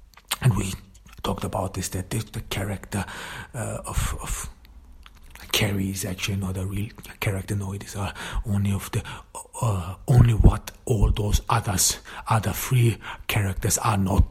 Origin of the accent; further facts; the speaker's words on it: Austria; I grew up in Austria, in the countryside